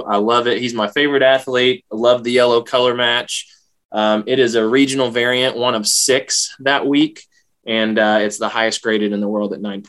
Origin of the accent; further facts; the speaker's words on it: Carbondale, Illinois, United States; I'm from Southern Illinois near Carbondale.